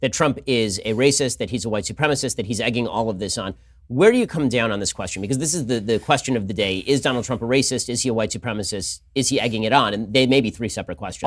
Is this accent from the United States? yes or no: yes; Los Angeles, California, United States; I grew up in Hollywood